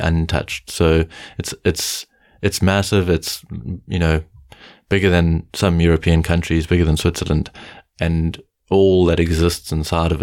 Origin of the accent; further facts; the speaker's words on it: South Africa; As a South African, I call them game drives